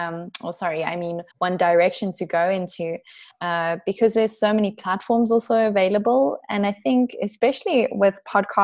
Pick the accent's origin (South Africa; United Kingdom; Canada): South Africa; Pretoria, Gauteng; also born or lived in Sabi Sand Game Reserve; I've lived in Pretoria all my life. However, I spent a lot of my childhood in the Sabi Sand Game Reserve.